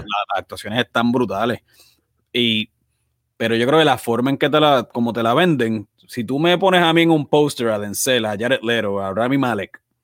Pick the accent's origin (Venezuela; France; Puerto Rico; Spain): Puerto Rico; fútbol no es un deporte que nosotros crecimos viendo en Puerto Rico